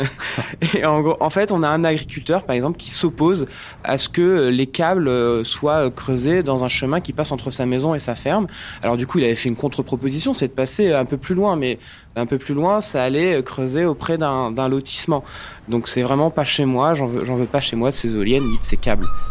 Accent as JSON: {"language": "French", "region": "Brittany", "country": "France", "said": "je suis breton"}